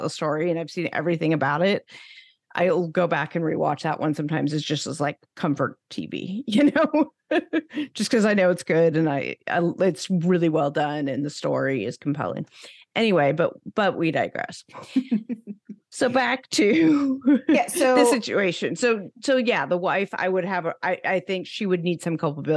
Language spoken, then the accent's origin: English; Northern California, United States; I grew up in Northern California in the 70s